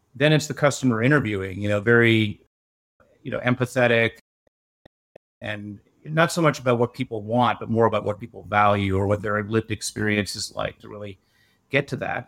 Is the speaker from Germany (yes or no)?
no; Canada; I'm a Canadian